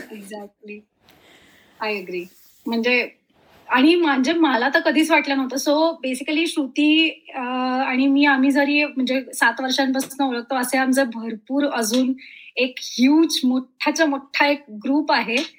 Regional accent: Dombivli, Maharashtra, India; also born or lived in Mumbai; मुळाची मी डोंबिवलीची

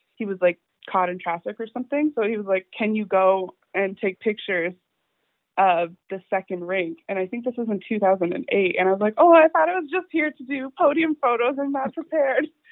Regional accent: Halifax, Nova Scotia, Canada; I'm from Halifax

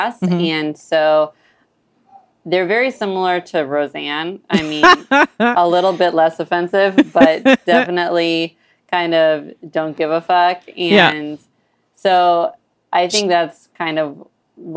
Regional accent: Sheboygan, Wisconsin, United States; moved away; I grew up in Sheboygan.

